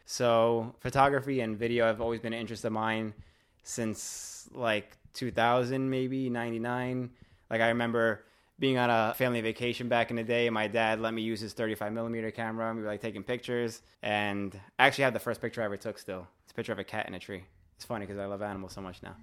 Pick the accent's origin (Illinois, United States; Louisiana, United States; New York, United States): New York, United States; New York City; I'm from Staten Island also